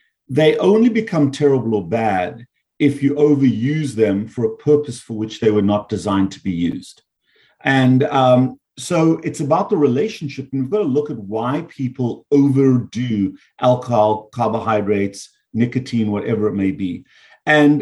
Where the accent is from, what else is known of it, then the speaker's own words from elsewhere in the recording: South Africa; moved away as an adult; also born or lived in Canada / United States; now in South Florida, United States; my birth is from South Africa. I grew up there, I trained there, and then I moved to the US after I became a medical doctor.